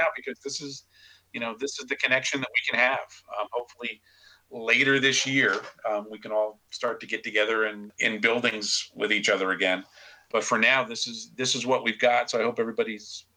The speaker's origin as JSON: {"language": "English", "town": "Kingston", "region": "New York", "country": "United States", "tie": "born or raised there", "said": "Kingston, New York, he lives in my hometown now"}